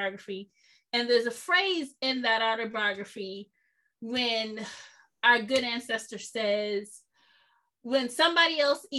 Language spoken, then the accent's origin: English; the South, United States; I'm from the South